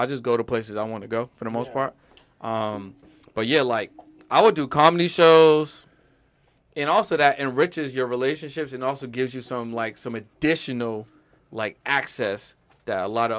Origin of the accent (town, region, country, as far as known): Boston, Massachusetts, United States; moved away as an adult; now in Los Angeles, United States